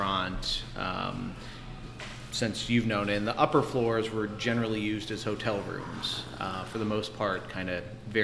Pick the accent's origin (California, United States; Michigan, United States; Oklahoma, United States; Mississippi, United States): Michigan, United States; Detroit; moved away as an adult; also born or lived in Scranton / Washington, D.C.; now in Lehigh Valley, United States; From Detroit